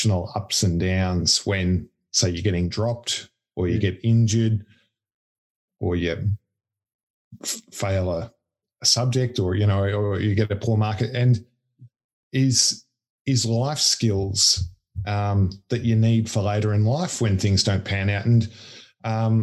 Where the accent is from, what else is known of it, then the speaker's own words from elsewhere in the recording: Melbourne, Victoria, Australia; moved away as an adult; also born or lived in Sydney; I grew up in Melbourne